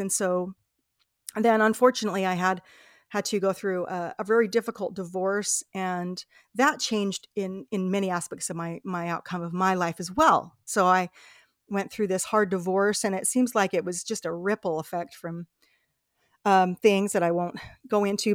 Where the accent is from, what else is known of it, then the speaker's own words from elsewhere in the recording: Salt Lake City, Utah, United States; I was born in Salt Lake City, Utah